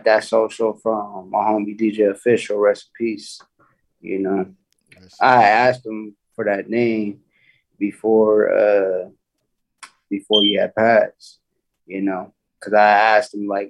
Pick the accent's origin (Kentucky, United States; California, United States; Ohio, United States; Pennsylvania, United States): California, United States; Rialto; also born or lived in Inglewood, California; I'm originally from Inglewood, California. My parents, they moved me out of Inglewood, California to Rialto, California